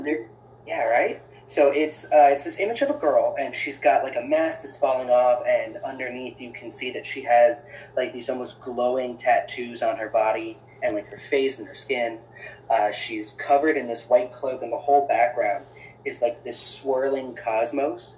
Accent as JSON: {"language": "English", "region": "Florida", "country": "United States", "tie": "born or raised there", "moved": "yes", "said": "I grew up in Florida"}